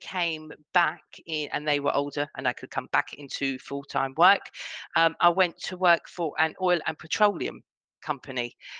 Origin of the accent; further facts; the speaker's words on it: Harefield, London, United Kingdom; So I was born in Harefield, which is a very, very small, it's not even a town, a village. Okay. That's what you, when I was 16, I moved to London and spent most of my adulthood in London.